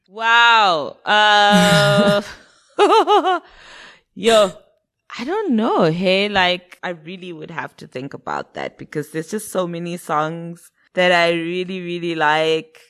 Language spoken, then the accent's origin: English; Zimbabwe; moved away; also born or lived in United Kingdom; when I was growing up in Zim, I listened to a lot of UK music.